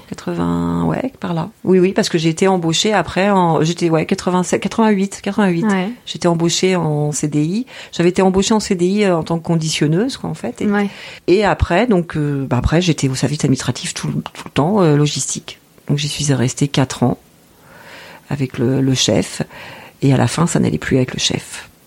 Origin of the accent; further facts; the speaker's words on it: Normandy, France; now in Quimper, France; Je suis originaire de Normandie